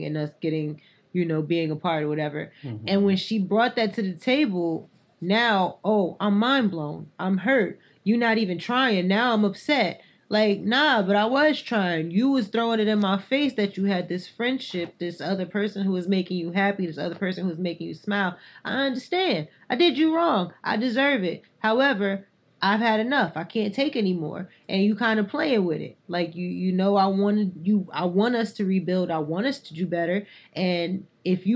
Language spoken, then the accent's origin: English; North Carolina, United States; I grew up in North Carolina